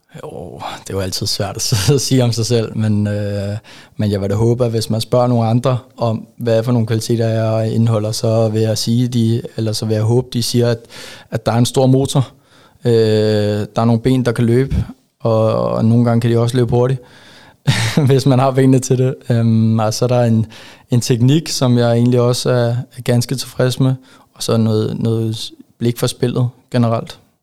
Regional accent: Ejby, Zealand, Denmark; moved away as an adult; also born or lived in Karlslund; now in Silkeborg, Denmark; jeg er jo faktisk vokset op i en øh, meget lille by, øh, som hedder Ejby. Ligger lidt ude for Køge. Øh, og der har jeg haft de første 13, 14, 14 år af mit liv

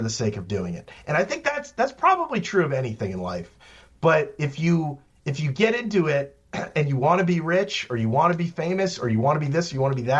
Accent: central Virginia, United States; moved away as an adult; also born or lived in Washington, District of Columbia, United States / New York; I moved back to Virginia

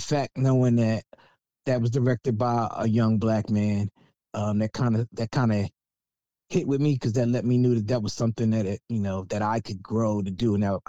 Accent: Philadelphia, Pennsylvania, United States; I was born at the University of Pennsylvania Hospital over there at Ace and Spruce on Saturday, June 25th, 1977 at 1:13 a.m.

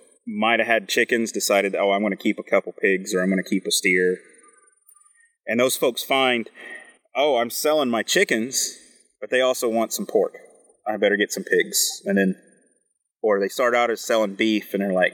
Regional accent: West Virginia, United States; now in Maine, United States; I grew up in West Virginia

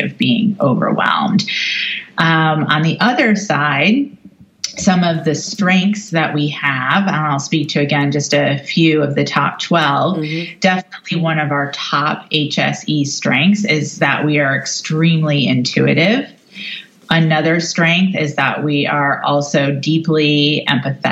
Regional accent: New York City, New York, United States; Confirmation as a New Yorker

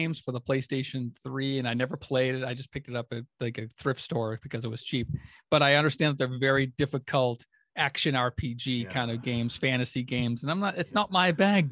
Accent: United States; I'm white. I'm 42. I'm American.

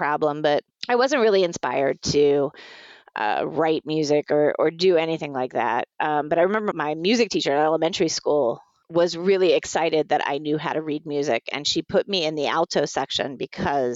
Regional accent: Virginia Beach, Virginia, United States; I grew up in Virginia Beach, Virginia

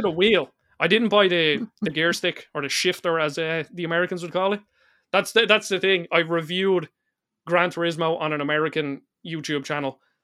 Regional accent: Ireland; I'm Irish

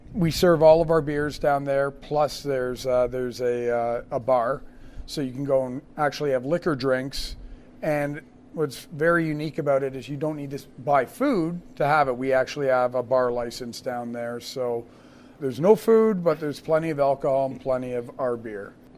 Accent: Canada; now in United States; Originally, I'm from Canada.

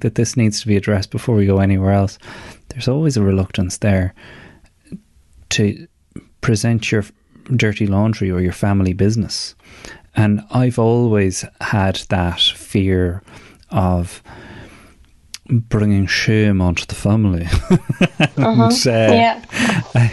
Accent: Ireland; our culture as men, as Irish men

